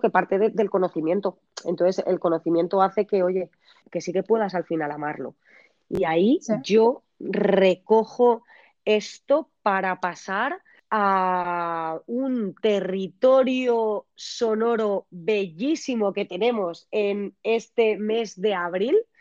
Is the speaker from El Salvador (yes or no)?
no; Valencian interior, Valencian Community, Spain; aquí en mi tierra están rodeados de campos de naranjos y mandarinos